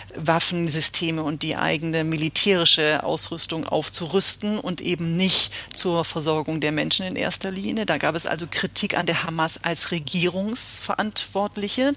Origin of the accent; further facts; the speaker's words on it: Germany; als Deutsche